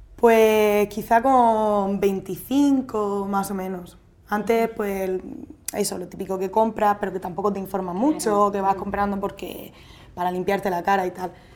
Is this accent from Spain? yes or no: yes; Murcia, Region of Murcia, Spain; moved away as an adult; now in Andalusia, Spain; trabajo en Andalucía, en un colegio, pero bueno, soy de Murcia